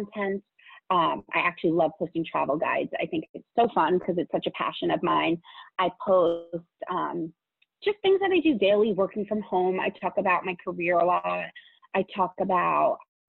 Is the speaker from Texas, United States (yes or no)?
no; Northern California, United States; also born or lived in Arizona / Los Angeles; now in Phoenix, United States; I'm originally from Northern California